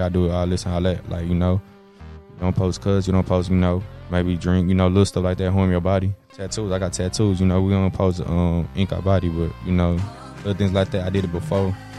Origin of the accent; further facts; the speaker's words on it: Dallas, Texas, United States; I'm from Dallas, so I'm from Texas.